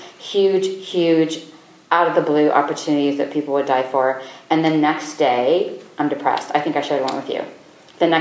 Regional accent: United States; also born or lived in South Dakota / Wyoming; I grew up in South Dakota and Wyoming

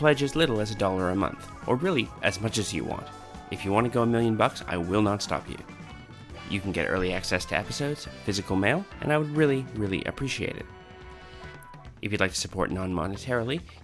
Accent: Canada; now in Australia; I'm from Canada

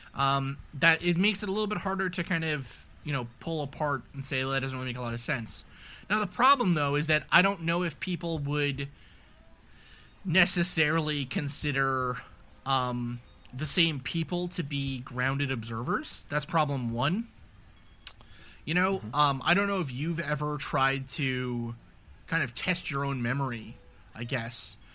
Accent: New York City, New York, United States; I grew up in New York City

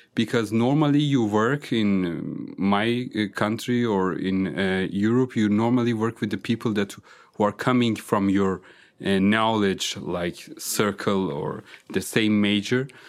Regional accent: northern Iran, Iran; first language Azerbaijani; English is a second language; moved away as an adult; also born or lived in Germany / Austria / Switzerland; now in Vienna, Austria; I'm coming from, uh, northern part of Iran, uh, which is close to the border of country Azerbaijan

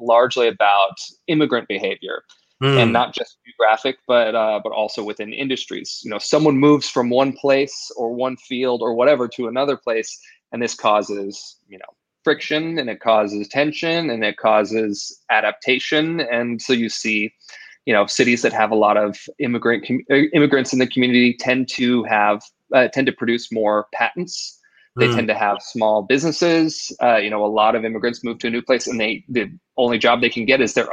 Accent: Idaho, United States; I grew up in Idaho

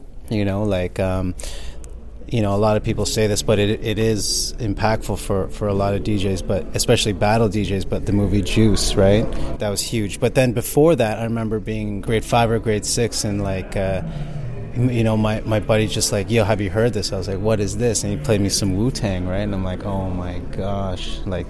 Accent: Mississauga, Ontario, Canada; Yeah, Mississauga.

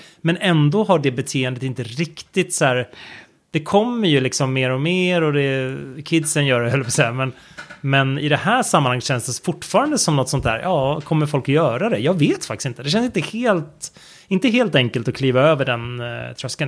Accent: Sweden; hemma i Sverige

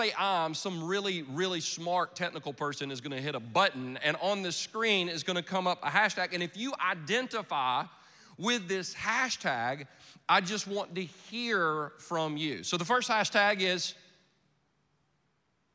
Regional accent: Anderson, South Carolina, United States; I am from Anderson, South Carolina. Most of you have never been. No reason to go, really. The only claim to fame we really have is the movie Radio that came out several years ago. That's about our town

